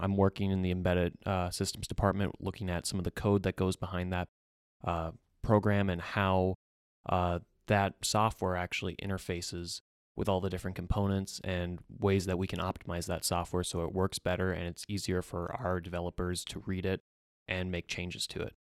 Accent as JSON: {"language": "English", "region": "central Minnesota", "country": "United States", "tie": "born or raised there", "also_born_or_lived": "North Dakota", "moved": "as an adult", "said": "I'm originally from central Minnesota. I grew up on a family farm there"}